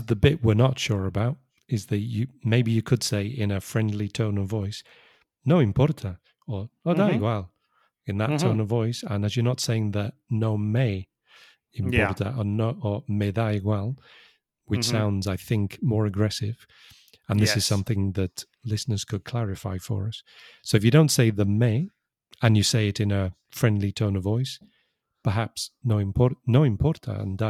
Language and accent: English; England, United Kingdom; So I'm English, and as everybody knows, English people are obsessed with drinking tea.